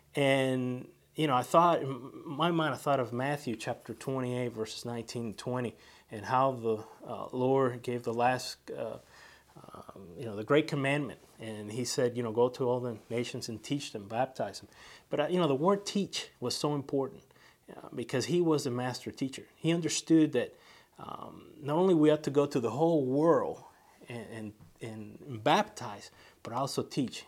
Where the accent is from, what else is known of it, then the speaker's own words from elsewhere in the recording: San Juan, Puerto Rico; also born or lived in Cuba (ancestry); now in United States; I was born in San Juan, Puerto Rico, from, uh, par-, Cuban parents who came here to the, uh, States in the nineteen sixties